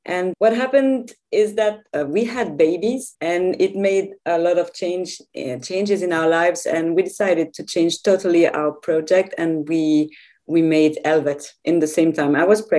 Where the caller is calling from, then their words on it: Switzerland; So I'm calling from Switzerland. So it's a tiny country, pretty cold like yours, I think.